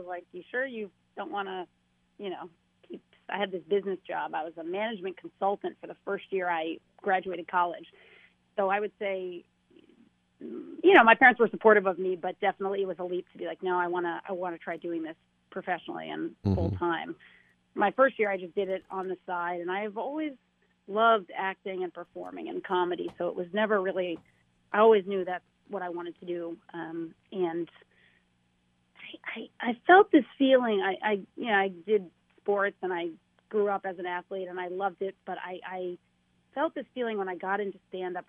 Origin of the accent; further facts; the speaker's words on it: Massachusetts, United States; I'm from the Mass area.